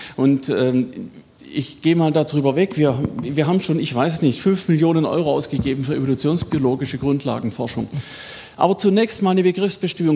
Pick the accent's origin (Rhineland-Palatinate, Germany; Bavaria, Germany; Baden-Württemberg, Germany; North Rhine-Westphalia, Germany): Baden-Württemberg, Germany; Swabia; accent: Swabian; im allgemeinen schwäbischen Pietismus, das hört man ja, ne, wo ich herkomme